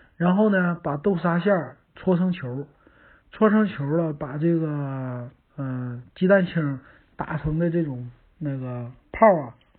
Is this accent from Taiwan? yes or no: no; Northeast China, China; 咱们东北人